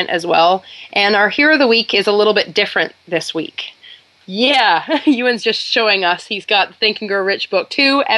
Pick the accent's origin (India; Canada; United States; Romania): Canada; being Canadian